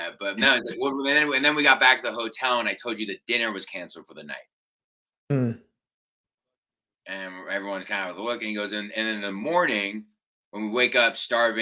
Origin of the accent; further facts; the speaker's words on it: United States; we're American.